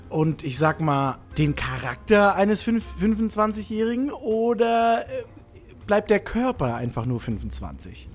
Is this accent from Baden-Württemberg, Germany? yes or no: yes; near Stuttgart, Baden-Württemberg, Germany; also born or lived in Rhineland (family roots); now in Hamburg, Germany; aufgewachsen bin ich im Süden, äh, bei Stuttgart.